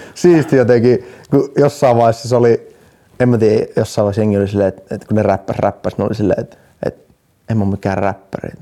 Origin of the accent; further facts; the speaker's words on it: Jyväskylä, Central Finland, Finland; now in Helsinki, Finland; mä oon Jyväskylästä